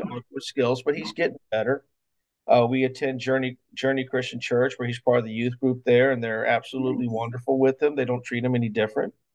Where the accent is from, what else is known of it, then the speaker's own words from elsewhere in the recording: Mobile, Alabama, United States; moved away as an adult; also born or lived in Florida; now in Mount Dora, United States; I'm from born and raised in Mobile, Alabama